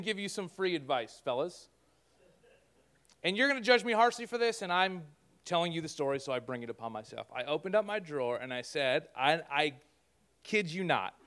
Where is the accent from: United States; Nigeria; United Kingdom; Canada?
Canada